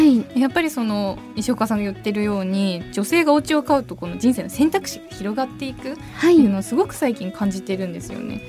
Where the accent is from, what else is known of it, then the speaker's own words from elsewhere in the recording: Niigata, Japan; moved away; 私新潟出身